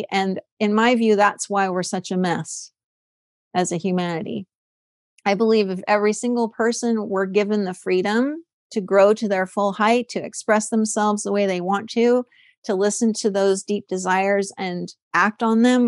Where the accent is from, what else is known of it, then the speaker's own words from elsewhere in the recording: California, United States; I'm from California